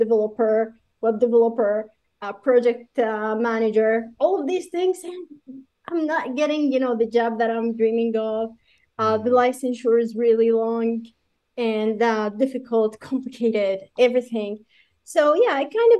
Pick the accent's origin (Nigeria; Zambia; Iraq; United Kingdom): Iraq; also born or lived in Jordan; now in Canada; I'm originally from Iraq